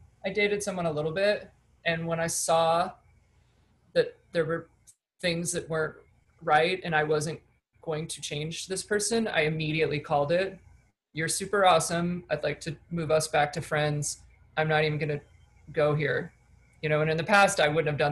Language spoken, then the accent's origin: English; Michigan, United States; moved away; I come from Michigan, you know, not a lot of money, and people don't really leave where I'm from